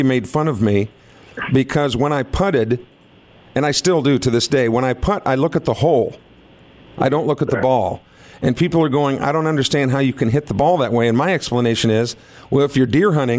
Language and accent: English; Iowa, United States; moved away; I'm originally from Iowa